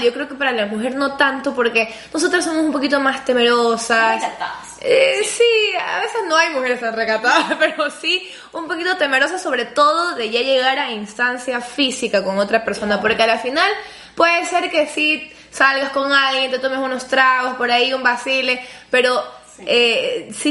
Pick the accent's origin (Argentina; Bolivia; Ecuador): Ecuador; yo soy ecuatoriana